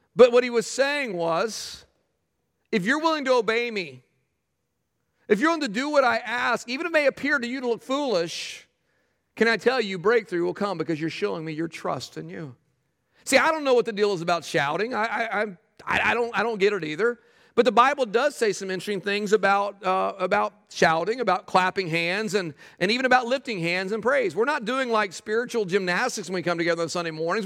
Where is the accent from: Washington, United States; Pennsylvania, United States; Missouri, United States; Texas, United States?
Texas, United States; I grew up in Texas